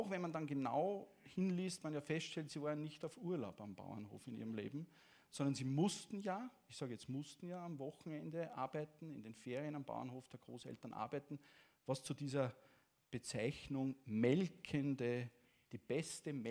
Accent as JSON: {"language": "German", "country": "Latvia", "tie": "born or raised there", "second_language": "German", "said": "Geboren in Lettland und aufgewachsen in Lettland eigentlich"}